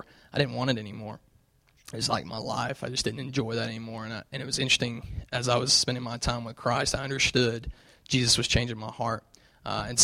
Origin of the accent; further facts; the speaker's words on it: Knoxville, Tennessee, United States; accent: southern; you'll hear my southern accent. So I'm from Tennessee. I grew up in Knoxville.